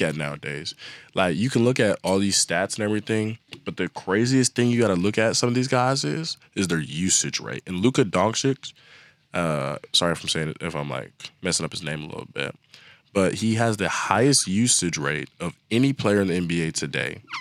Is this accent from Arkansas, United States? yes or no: no; Dallas, Texas, United States; I'm from Dallas